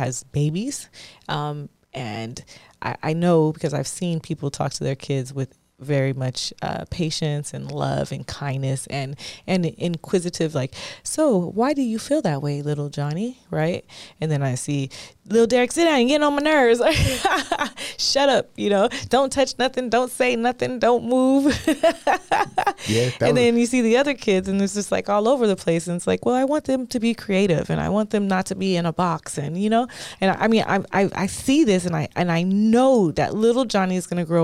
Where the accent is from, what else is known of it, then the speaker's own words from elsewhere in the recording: Gary, Indiana, United States; moved away; also born or lived in the Valley; I went to Gary, Indiana for 6 years, and I was forced into the School of Hard Knocks